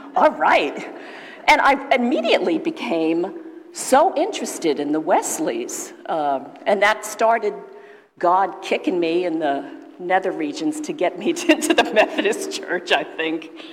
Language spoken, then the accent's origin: English; New York City, New York, United States; moved away; also born or lived in Mamaroneck, Westchester County; I'm from the South Bronx